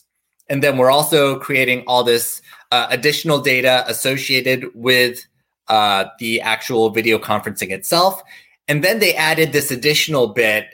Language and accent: English; Tennessee, United States; I grew up in Tennessee